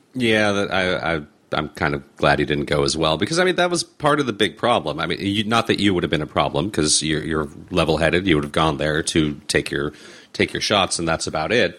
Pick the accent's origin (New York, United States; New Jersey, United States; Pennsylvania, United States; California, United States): California, United States; Los Angeles; I grew up here in Los Angeles. I grew up here in Southern California